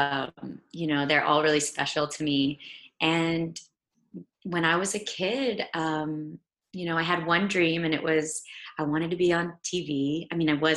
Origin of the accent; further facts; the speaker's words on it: San Antonio, Texas, United States; moved away; also born or lived in Laredo, Texas; I grew up in San Antonio, Texas.